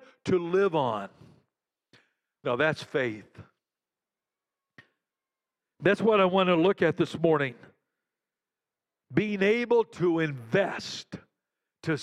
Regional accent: Western Kansas, United States; moved away as an adult; also born or lived in Caracas, Venezuela; I grew up in Western Kansas, and so I grew up around farmers

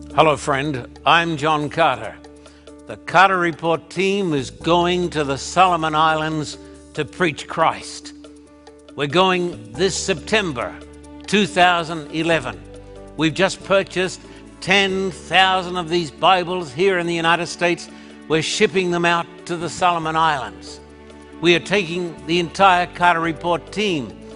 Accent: Australia; moved away; when I was growing up in Australia

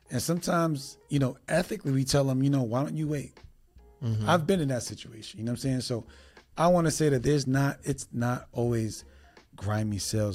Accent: New York City, New York, United States; I'm originally from New York City, so we was able to leave New York and vacation.

